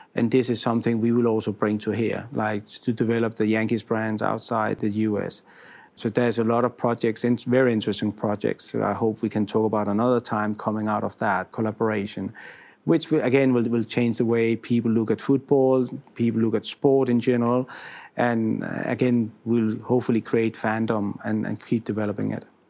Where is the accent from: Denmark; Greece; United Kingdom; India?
Denmark; moved away as an adult; now in Italy; being a foreigner, I'm originally from Denmark and I've been here for almost four years now